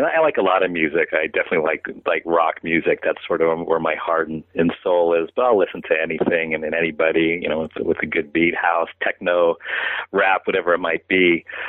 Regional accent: San Francisco, California, United States; they happened to be coming around playing in my hometown of San Francisco

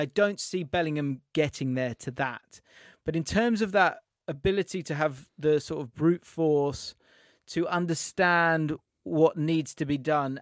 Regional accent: England, United Kingdom; I'm English

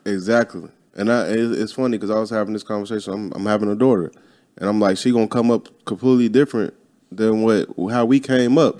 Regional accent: Midwest, United States; I'm from the Midwest

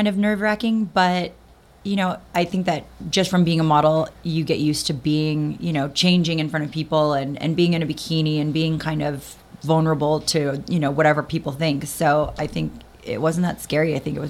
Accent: Denver, Colorado, United States; born or raised there; moved away as an adult; also born or lived in Las Vegas

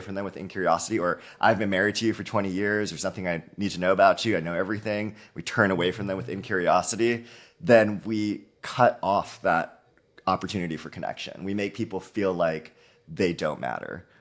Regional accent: Halawa, Oahu, Hawaii, United States; moved away as an adult; now in Bay Area, United States; I'm born and raised in Hawaii, small, uh, community of Haiea in, uh, the island of Oahu.

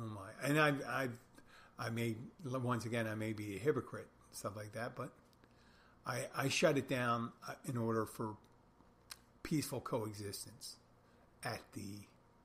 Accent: Philadelphia, Pennsylvania, United States; now in Key Largo, United States; I'm from Philadelphia

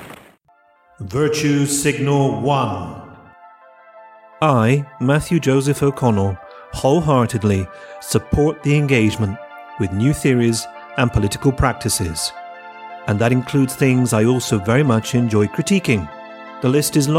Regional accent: United Kingdom; now in Italy; I'm a Brit

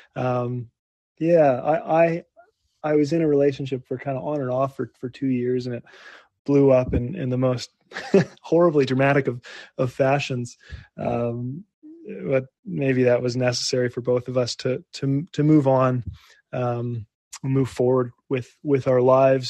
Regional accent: Winnipeg, Manitoba, Canada; my hometown of Winnipeg

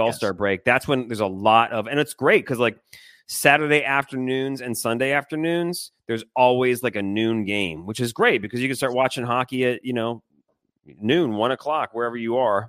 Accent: Michigan, United States; I grew up in Michigan

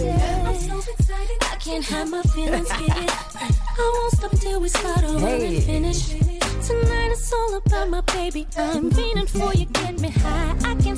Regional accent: Toledo, Ohio, United States; Yep, I'm from Toledo, Ohio.

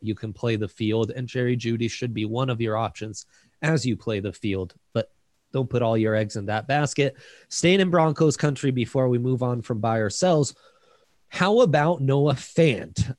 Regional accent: Italy; now in United States; I didn't get Thanksgiving growing up in Italy, and then I moved to the states

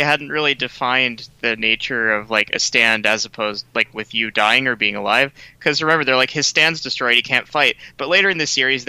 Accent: the South, United States; As a Jew from the South, I'm very familiar with baseball.

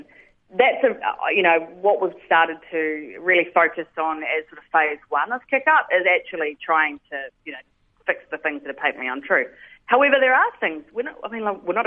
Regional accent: New Zealand; now in Sydney, Australia; I'm originally a Kiwi

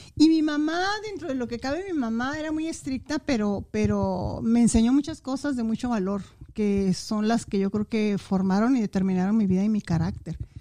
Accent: Saucillo, Chihuahua, Mexico; moved away as an adult; also born or lived in Ciudad Juárez; Municipio de Saucillo, así es, ahí nací, ahí crecí, ahí, ahí me formé y, y ahí fui a la escuela

